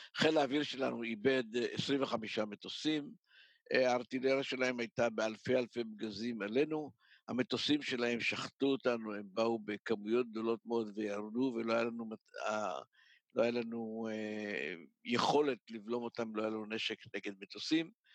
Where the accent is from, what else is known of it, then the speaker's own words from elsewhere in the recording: Ness Ziona, Central District, Israel; יליד נס ציונה, ההורים שלי עלו ב-1925 מתימן. אה, גדלתי בנס ציונה כל חיי